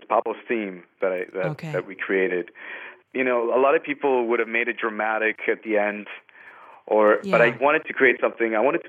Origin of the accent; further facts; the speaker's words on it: Andes Mountains of Venezuela, Venezuelan Andes, Venezuela; moved away; also born or lived in Trinidad and Tobago; I grew up in the Andes Mountains of Venezuela